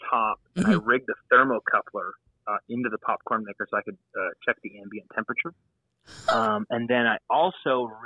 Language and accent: English; Ottawa, Ontario, Canada; moved away; I'm from Canada originally. I was born and raised in the Ottawa area, capital of Canada